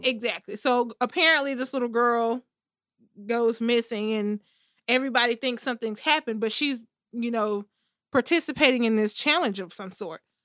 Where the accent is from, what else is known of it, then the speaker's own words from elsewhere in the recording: United States; I'm a fucking American